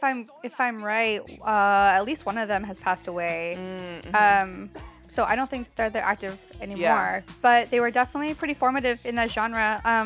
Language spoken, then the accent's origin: English; the South, United States; growing up in the South and growing up so near to Atlanta